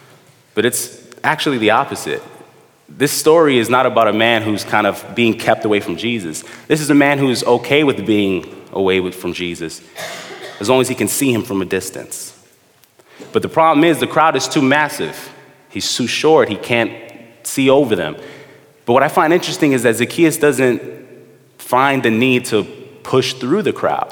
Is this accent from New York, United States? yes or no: yes; New York City, New York, United States; Me and my brother, we grew up in the Midwood area, Flatbush